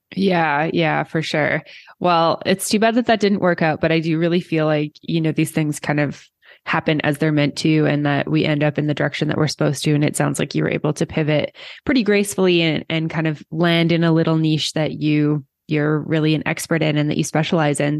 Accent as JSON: {"language": "English", "country": "Canada", "moved": "yes", "said": "I've been outside of Canada for so long and I do go back, like, every year"}